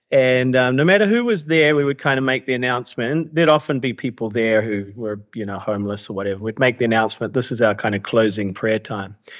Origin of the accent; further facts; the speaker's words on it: New Zealand; moved away as an adult; also born or lived in Canada / Vancouver; now in Cambodia; I was actually born in Canada to immigrant parents, but grew up in New Zealand. So that's, that explains my accent.